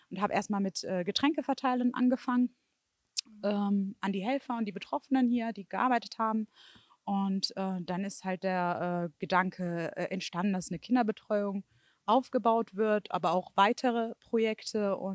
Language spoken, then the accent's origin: German; Stolberg-Mausbach, North Rhine-Westphalia, Germany; ich bin aus Stolberg-Mausbach. Ähm, also ich habe es hm, mitbekommen natürlich auch über äh, die Medien, ähm, aber auch so, weil es auch meine Innenstadt einfach ist.